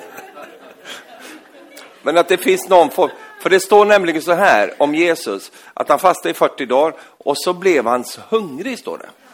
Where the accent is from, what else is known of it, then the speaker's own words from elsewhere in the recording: Norrland, Sweden; moved away; jag är ju egentligen från Norrland, uppe i Norrland